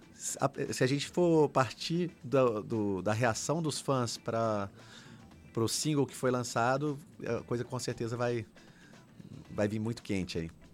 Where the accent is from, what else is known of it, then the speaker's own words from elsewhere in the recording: Brasília, Federal District, Brazil; eu sou de Brasília